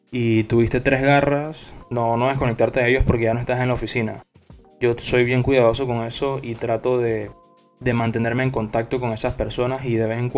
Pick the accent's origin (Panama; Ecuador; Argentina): Panama; Soy panameño.